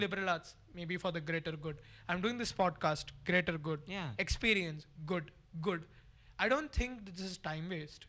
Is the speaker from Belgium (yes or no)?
no; Salem, Tamil Nadu, India; moved away as an adult; I'm from Tamil Nadu